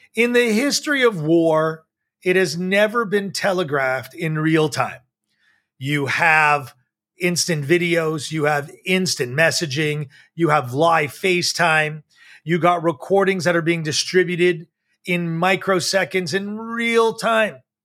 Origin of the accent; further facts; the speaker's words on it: United States; I, as an American